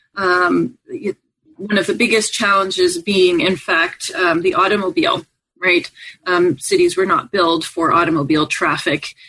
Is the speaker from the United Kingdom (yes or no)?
no; Montreal, Quebec, Canada; I grew up in Montreal, Canada